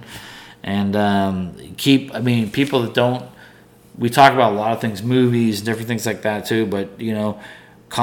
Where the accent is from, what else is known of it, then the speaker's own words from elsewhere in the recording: Pittsburgh, Pennsylvania, United States; I'm from Pittsburgh